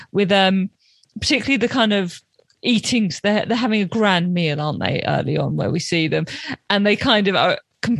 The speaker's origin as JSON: {"language": "English", "region": "London", "country": "United Kingdom", "said": "as a Londoner"}